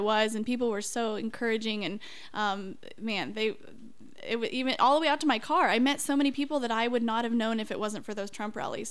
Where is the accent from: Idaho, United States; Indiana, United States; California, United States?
Indiana, United States; Peru; also born or lived in Cicero, Indiana; I grew up in Peru, Indiana